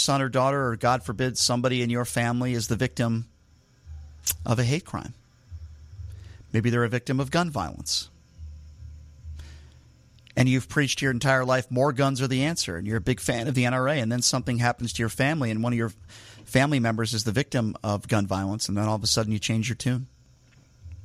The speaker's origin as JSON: {"language": "English", "country": "United States", "said": "as an American"}